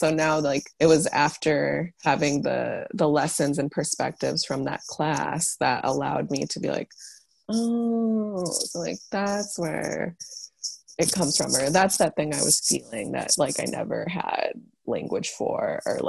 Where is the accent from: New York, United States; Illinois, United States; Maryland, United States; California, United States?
Illinois, United States; Chicago; also born or lived in Africa; oh, I was born in Africa, but I grew up in Chicago, but my dad still lives there because my parents split up.